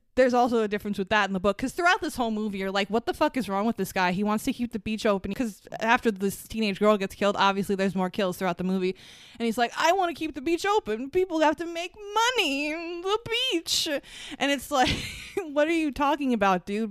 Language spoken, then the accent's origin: English; Long Island, New York, United States; we're from Long Island